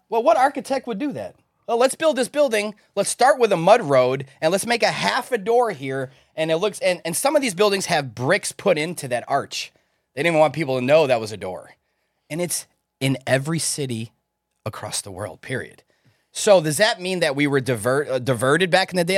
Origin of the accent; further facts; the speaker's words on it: Chicago, Illinois, United States; I was born in Chicago. So we were taught in school about the Chicago fire